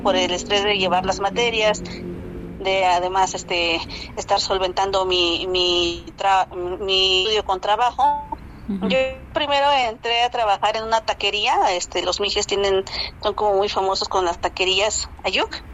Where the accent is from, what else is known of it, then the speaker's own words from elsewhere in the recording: San Pedro y San Pablo Ayutla, Oaxaca, Mexico; also born or lived in Mexico City; yo soy de San Pedro y San Pablo Ayutla